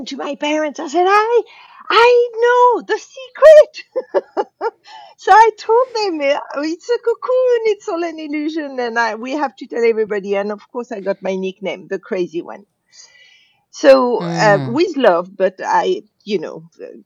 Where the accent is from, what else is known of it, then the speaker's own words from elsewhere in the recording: Casablanca, Casablanca-Settat, Morocco; I was brought up in Casablanca, Morocco